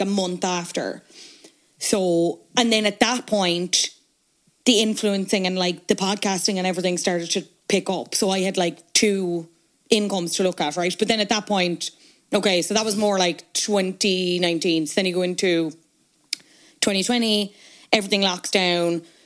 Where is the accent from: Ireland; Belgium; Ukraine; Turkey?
Ireland; Cork, Munster; moved away as an adult; now in Dublin, Ireland; I'm obviously from Cork. I moved to Dublin. I went to college in Dublin.